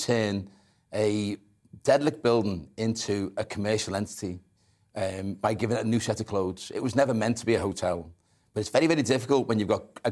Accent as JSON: {"language": "English", "town": "Liverpool", "region": "North West England", "country": "United Kingdom", "said": "as a Scouser"}